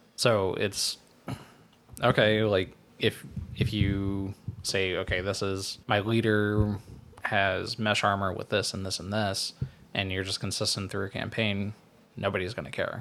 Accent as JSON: {"language": "English", "country": "United States", "said": "as an American"}